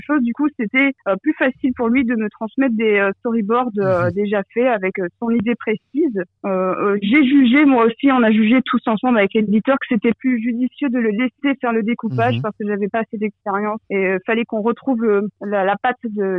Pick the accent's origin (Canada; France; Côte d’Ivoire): France; now in Belgium; ça fait longtemps que j'ai quitté la France